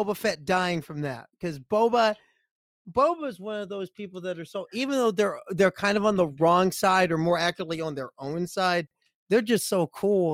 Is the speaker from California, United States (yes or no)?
no; Nebraska, United States; our public TV station back in my hometown in Nebraska